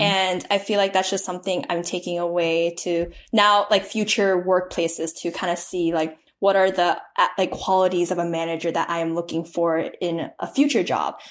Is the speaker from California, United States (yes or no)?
yes; Pleasanton, California, United States; my hometown of Pleasanton, California